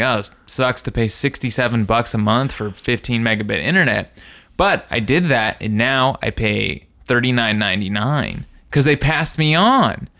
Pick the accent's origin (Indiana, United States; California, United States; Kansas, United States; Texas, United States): Indiana, United States; kids in my, uh, in my hometown